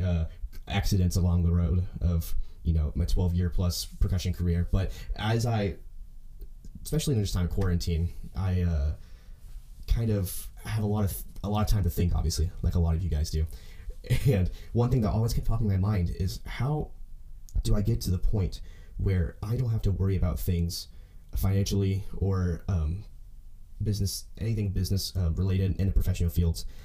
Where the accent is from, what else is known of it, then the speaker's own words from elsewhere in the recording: Owasso, Oklahoma, United States; I'm from Oklahoma, a small town called Owasso, Oklahoma, and uh, I grew up doing high school band